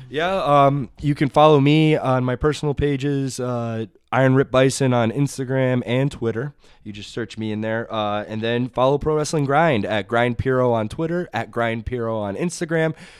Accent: Southampton, Massachusetts, United States; now in East Hampton, United States; I grew up in Southampton

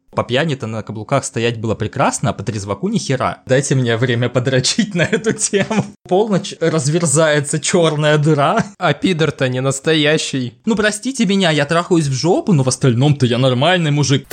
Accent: Stavropol, Stavropol Krai, Russia; я не из Москвы, я из Ставрополя

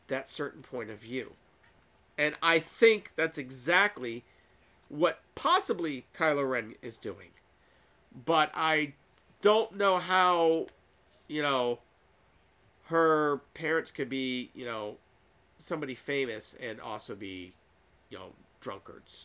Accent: United States; I was born in America

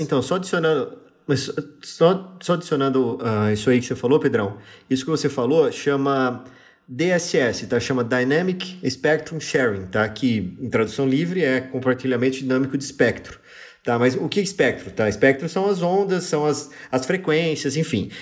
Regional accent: interior of São Paulo state, Brazil; a gente do interior do, interior do, interior do interior do estado de São Paulo, a gente fala porta

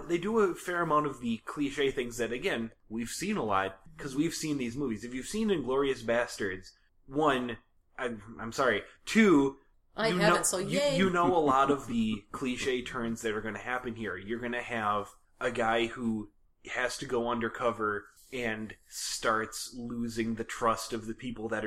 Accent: United States; we as American film watchers

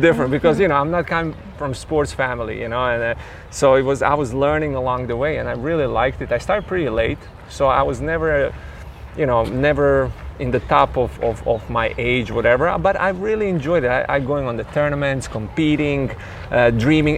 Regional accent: Split, Split-Dalmatia County, Croatia; at that time in 90s where I was growing up, I was born in Split, Croatia.

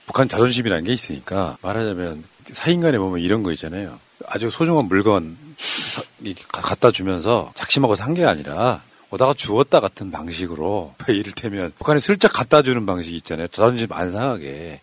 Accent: Honam, South Korea; 우리 고향 같은 데 가면 막 나주평야, 호남평야 있고

